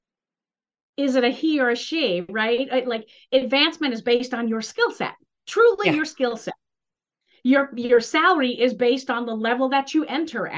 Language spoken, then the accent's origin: English; Northeast, United States; I'm from the Northeast